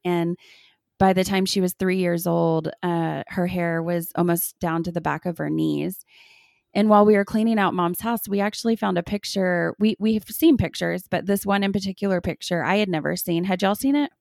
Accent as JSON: {"language": "English", "town": "Austin", "region": "Texas", "country": "United States", "tie": "born or raised there", "moved": "yes", "lives_now": "Lubbock, United States", "said": "we grew up in Austin"}